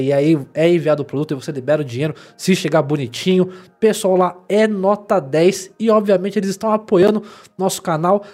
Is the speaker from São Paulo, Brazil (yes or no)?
yes; São Paulo, Brazil; eu sou paulista